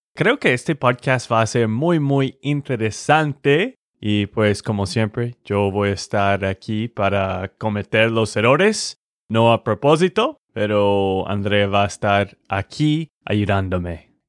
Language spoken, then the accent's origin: Spanish; Texas, United States; de Texas, Estados Unidos